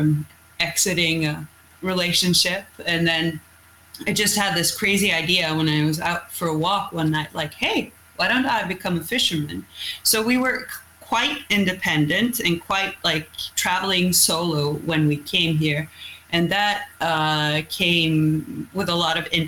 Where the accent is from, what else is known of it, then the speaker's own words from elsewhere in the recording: Sortland, Nordland, Norway; English is a second language; now in Røst, Norway; I'm from somewhere called Sortland.